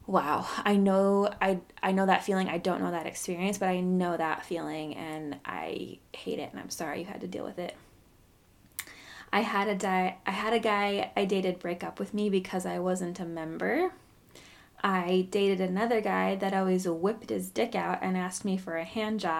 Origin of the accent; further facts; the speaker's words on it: Orem, Utah, United States; I guess because I grew up in Orem, as far as I knew, that wasn't a thing.